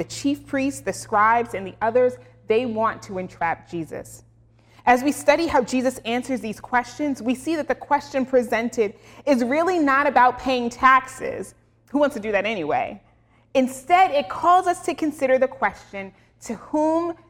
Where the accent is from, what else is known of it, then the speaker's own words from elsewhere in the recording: United States; for Black Americans in particular